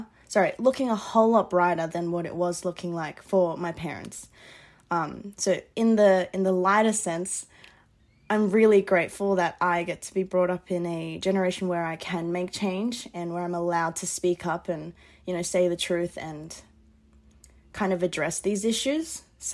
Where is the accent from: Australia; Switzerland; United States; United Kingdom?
Australia; Castle Hill, New South Wales; also born or lived in Sutherland Shire; now in Schofields, Australia; So I was raised in Castle Hill, and then I went down to the Shire for about 2 years, and then experiencing all of that, coming back to Western Sydney. I'm located currently in Schofields, so out west.